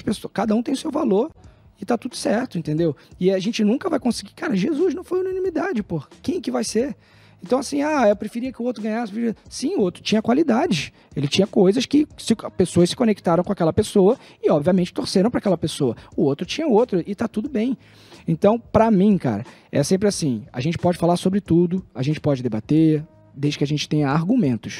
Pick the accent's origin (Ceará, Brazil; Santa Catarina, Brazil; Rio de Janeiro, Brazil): Rio de Janeiro, Brazil; de onde eu fui criado